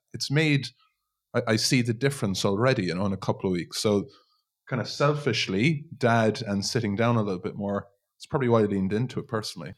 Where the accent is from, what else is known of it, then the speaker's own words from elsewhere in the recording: Ireland; us as Irish people